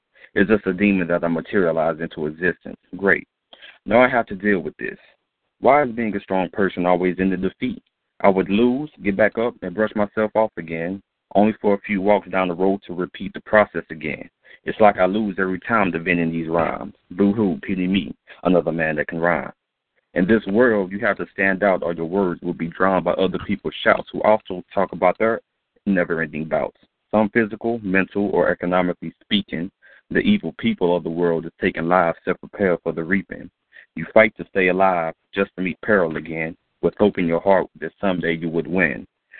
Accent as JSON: {"language": "English", "region": "Texas", "country": "United States"}